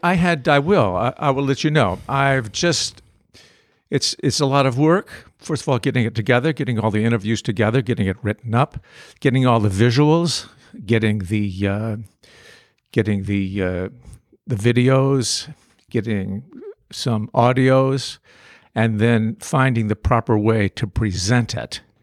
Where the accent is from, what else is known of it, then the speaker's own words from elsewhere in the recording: North Bennington, Vermont, United States; I'm from North Bennington